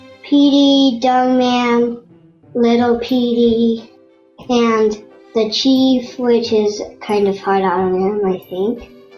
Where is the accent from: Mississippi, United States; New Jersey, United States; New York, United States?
Mississippi, United States; Gulfport; I'm from Mississippi Gulfport.